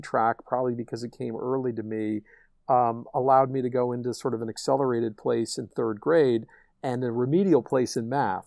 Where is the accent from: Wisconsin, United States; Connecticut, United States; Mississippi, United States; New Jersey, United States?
Connecticut, United States; Darien; growing up in Darien, Connecticut